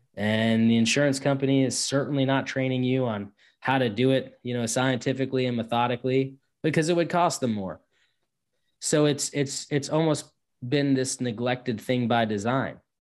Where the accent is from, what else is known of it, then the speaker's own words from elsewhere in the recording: Northeast, United States; I'm from the Northeast